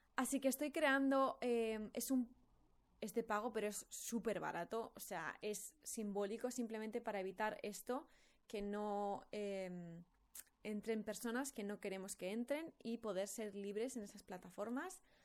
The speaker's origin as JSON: {"language": "Spanish", "town": "Valladolid", "region": "Castile and León", "country": "Spain", "tie": "born or raised there", "also_born_or_lived": "Madrid / London / Bali", "moved": "as an adult", "said": "yo me he criado en Valladolid"}